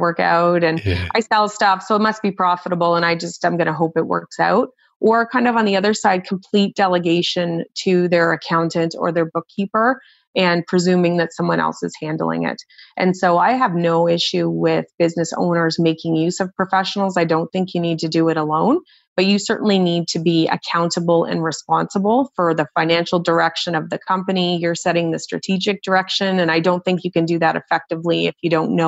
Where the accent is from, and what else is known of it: Nova Scotia, Canada; born or raised there